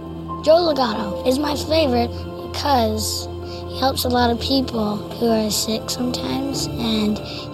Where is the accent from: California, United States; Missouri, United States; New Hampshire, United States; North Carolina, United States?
North Carolina, United States; Winston-Salem; I'm from Winston-Salem, North Carolina. I'm 9.5 years old